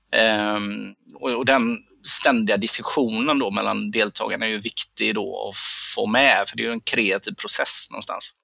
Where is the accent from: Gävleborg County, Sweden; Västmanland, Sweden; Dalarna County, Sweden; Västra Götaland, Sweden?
Västra Götaland, Sweden; Gothenburg; jag kommer ju från Göteborg